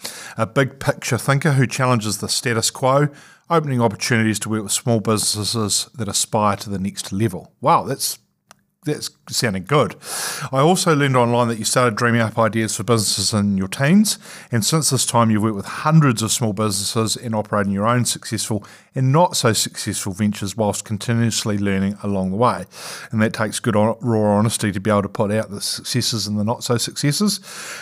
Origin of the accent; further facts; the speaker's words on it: New Zealand; some of us Kiwis who are a little bit insular